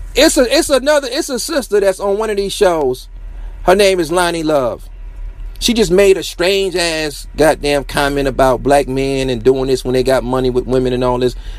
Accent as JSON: {"language": "English", "town": "Detroit", "region": "Michigan", "country": "United States", "said": "I'm from Detroit"}